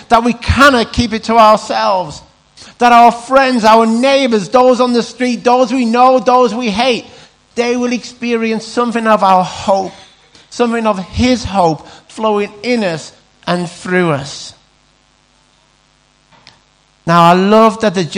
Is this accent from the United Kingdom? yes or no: yes; Carlisle, North West England, United Kingdom; we're Carlisle, we're from Cumbria